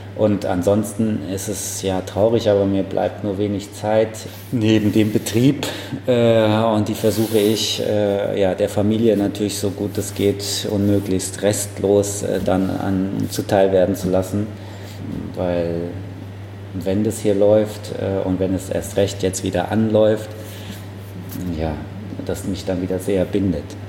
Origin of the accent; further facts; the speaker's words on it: Frankfurt, Hesse, Germany; Ich bin in der Löwengrasse groß geworden, also es ist wirklich äh, ja, mein Stadtteil